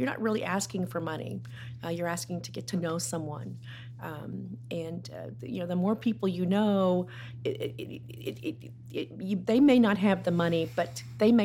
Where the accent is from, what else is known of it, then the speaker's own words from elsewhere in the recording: Dallas, Texas, United States; now in Plano, United States; I grew up in Dallas, and so when I moved to Plano in 1986